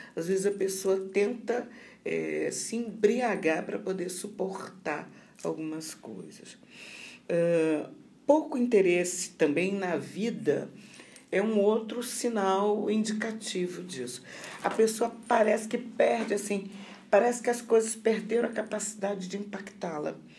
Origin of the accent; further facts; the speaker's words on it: Rio de Janeiro, Brazil; moved away as an adult; also born or lived in Santa Maria, Rio Grande do Sul; now in Sergipe, Brazil; eu sou carioca da gema, né? Nasci no Rio de Janeiro, me formei no Rio de Janeiro